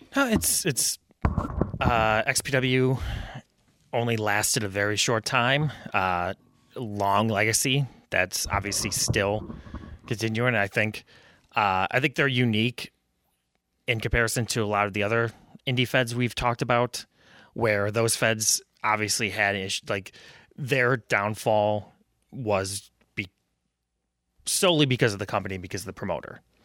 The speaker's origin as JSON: {"language": "English", "town": "Buffalo", "region": "New York", "country": "United States", "tie": "born or raised there", "moved": "as an adult", "lives_now": "Rochester, United States", "said": "I'm a Buffalo native"}